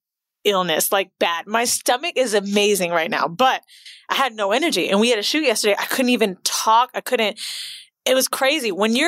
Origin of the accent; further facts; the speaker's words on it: Orlando, Florida, United States; now in New York, United States; as some of you know, we're from Florida. Orlando.